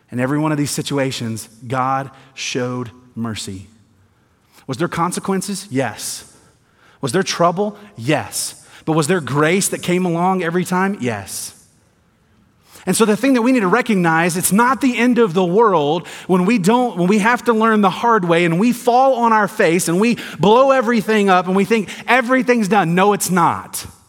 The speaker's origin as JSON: {"language": "English", "region": "the South", "country": "United States", "tie": "born or raised there", "moved": "yes", "said": "I'm from the South, grew up in the South"}